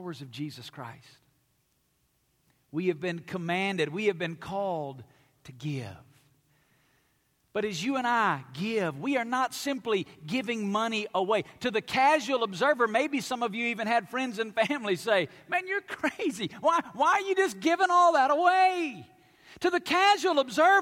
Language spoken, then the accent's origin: English; Alabama, United States; now in Las Vegas, United States; I grew up in Alabama